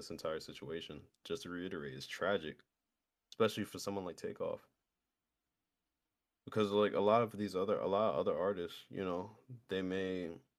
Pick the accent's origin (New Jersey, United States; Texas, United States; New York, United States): New York, United States; I'm a New Yorker